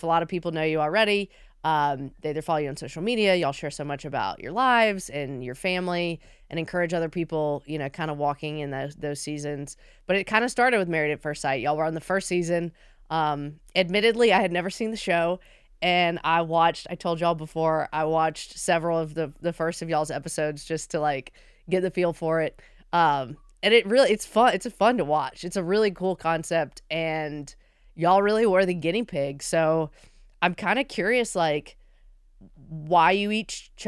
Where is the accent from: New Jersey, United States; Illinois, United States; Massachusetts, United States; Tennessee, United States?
Tennessee, United States; Nashville; I am from Music City